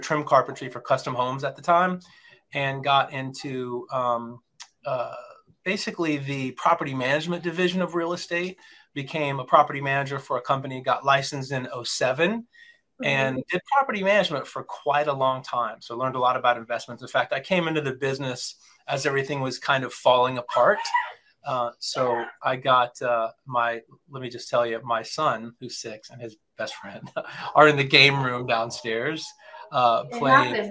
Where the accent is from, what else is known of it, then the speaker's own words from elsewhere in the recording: Champaign, Illinois, United States; moved away; I am originally from Champaign, Urbana, Illinois